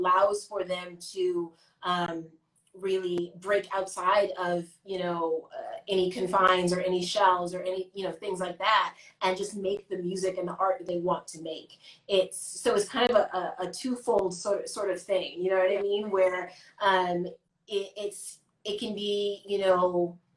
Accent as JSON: {"language": "English", "town": "Chicago", "region": "Illinois", "country": "United States", "said": "I'm from the West Side"}